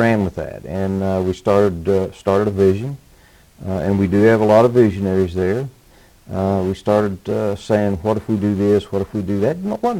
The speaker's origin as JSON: {"language": "English", "town": "Spencer", "region": "West Virginia", "country": "United States", "tie": "born or raised there", "also_born_or_lived": "Cabin Creek area, West Virginia", "lives_now": "Montgomery, United States", "said": "I was born in Spencer, West Virginia."}